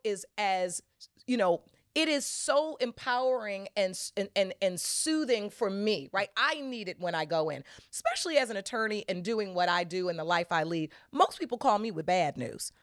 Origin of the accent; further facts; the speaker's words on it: Detroit, Michigan, United States; growing up in Detroit as a young